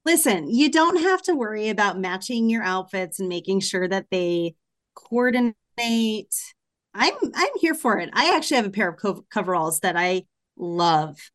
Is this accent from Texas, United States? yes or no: no; Portland, Oregon, United States; moved away; I'm from Portland